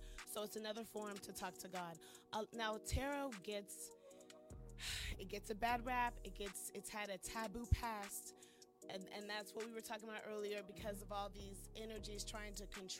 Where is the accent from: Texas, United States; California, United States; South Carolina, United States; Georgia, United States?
California, United States; also born or lived in Johnson County; I grew up in different parts of California. Both my parents are Air Force.